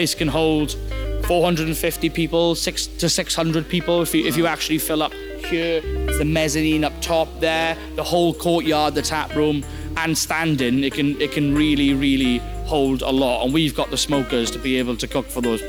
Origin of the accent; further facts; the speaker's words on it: Wales, United Kingdom; I'm from Wales